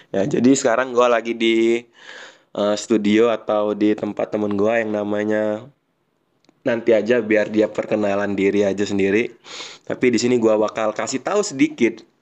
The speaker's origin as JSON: {"language": "Indonesian", "town": "Palembang", "region": "South Sumatra", "country": "Indonesia", "tie": "born or raised there", "said": "gua ini besar di daerah Palembang di daerah Perumnas"}